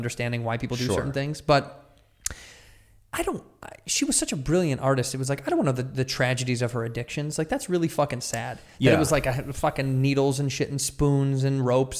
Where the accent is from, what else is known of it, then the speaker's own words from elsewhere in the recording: Chicago, Illinois, United States; I grew up like down the street from there.